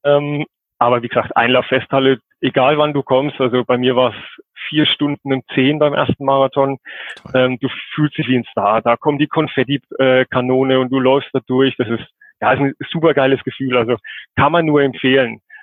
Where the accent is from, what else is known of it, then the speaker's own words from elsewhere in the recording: Coburg, Bavaria, Germany; komme aus Coburg, das ist in Oberfranken, Nordbayern.